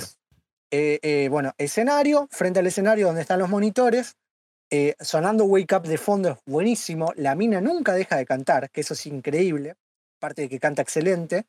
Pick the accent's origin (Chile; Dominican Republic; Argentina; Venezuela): Argentina; Buenos Aires; por ser porteño